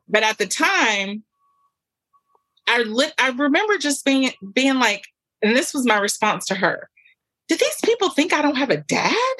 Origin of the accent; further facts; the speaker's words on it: Southwest Louisiana, United States; also born or lived in Nigeria; we're from the South. This is Southwest Louisiana